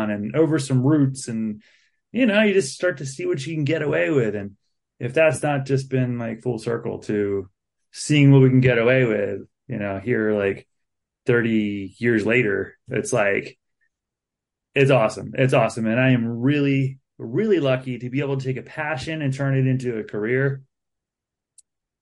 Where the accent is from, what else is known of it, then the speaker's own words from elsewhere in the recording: Baltimore County, Maryland, United States; moved away as an adult; now in Harrisonburg, United States; I grew up in Baltimore County, Maryland, in a welfare family, single mom, three kids